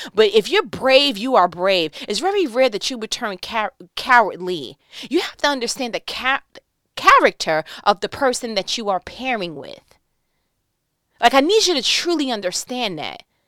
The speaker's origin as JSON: {"language": "English", "region": "New York", "country": "United States", "said": "I'm from New York"}